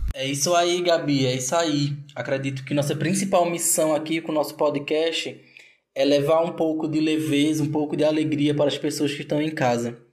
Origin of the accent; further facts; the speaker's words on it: Triunfo, Pernambuco, Brazil; moved away as an adult; now in Aracaju, Brazil; sou do interior de Pernambuco, uma cidade chamada Triunfo, mas há dois anos eu resido aqui em Aracaju, Sergipe